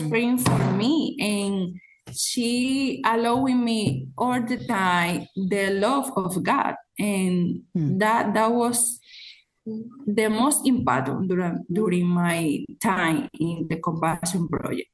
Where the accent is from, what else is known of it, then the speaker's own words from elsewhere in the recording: San Juan de la Maguana, San Juan, Dominican Republic; I was born in San Juan. San Juan is a city in the Dominican Republic, a poor city